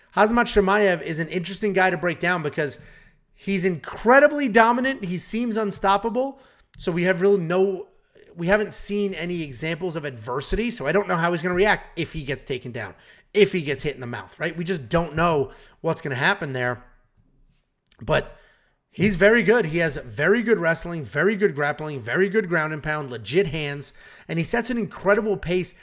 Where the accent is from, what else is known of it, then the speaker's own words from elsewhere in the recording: United States; My parents are not from America, and I grew up in America